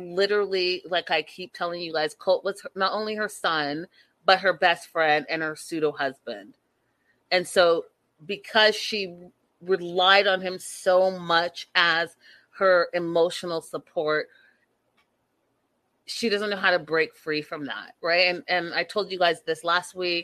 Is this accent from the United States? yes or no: no; Port Coquitlam, British Columbia, Canada; Connie's from my hometown